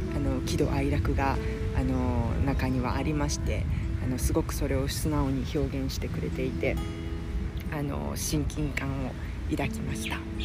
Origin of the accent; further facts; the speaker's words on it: Kansai, Japan; moved away; 関西人として